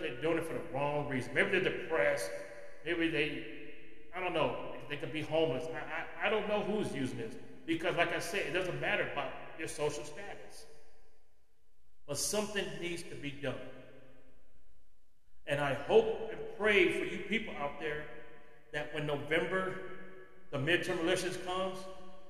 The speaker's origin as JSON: {"language": "English", "region": "California", "country": "United States", "tie": "born or raised there", "said": "my home state of California"}